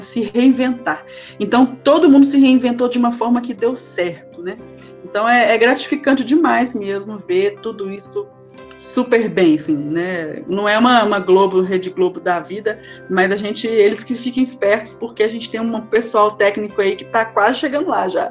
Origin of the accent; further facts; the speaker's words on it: Minas Gerais, Brazil; accent: mineiro; eu falo que mineiro não tem sotaque, não